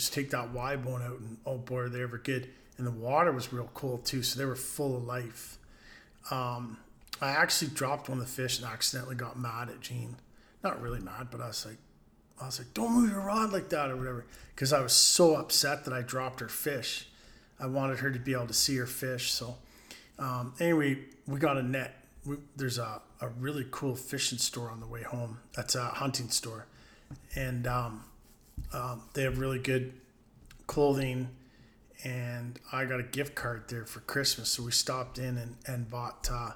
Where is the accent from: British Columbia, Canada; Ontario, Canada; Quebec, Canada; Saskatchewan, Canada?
Ontario, Canada; Bayfield; When I was growing up in Bayfield, I'd fish all day